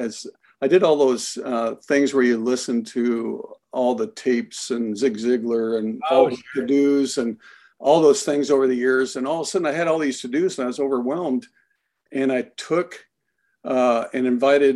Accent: Iowa, United States; moved away; I was born and raised in Iowa

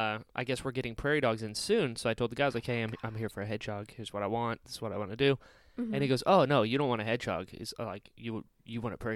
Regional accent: Outer Banks, North Carolina, United States; Because in North Carolina, I'm from the Outer Banks

